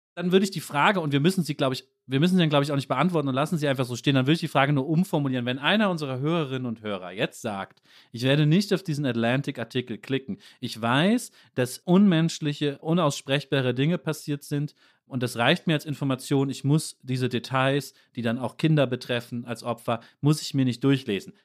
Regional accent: Germany; Als Deutsche

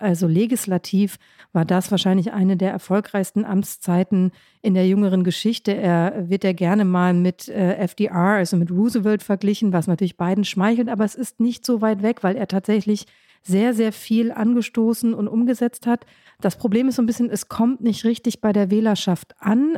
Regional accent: Germany; also born or lived in Washington; in meine Heimat, also zu meinen Eltern, das ist im Grunde ob ich fünf Stunden Auto fahre in Deutschland

